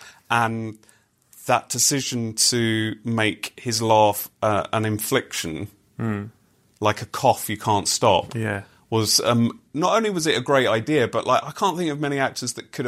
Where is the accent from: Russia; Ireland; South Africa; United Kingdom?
United Kingdom; as British people